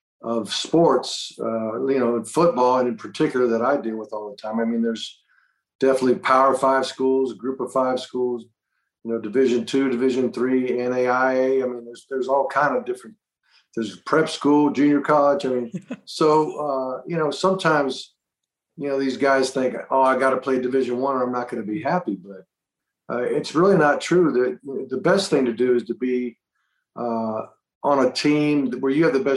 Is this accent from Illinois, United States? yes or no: no; Boca Raton, Florida, United States; also born or lived in Miami, Florida; I grew up in Boca Raton, Florida, went to the University of Miami, which was like an hour down the road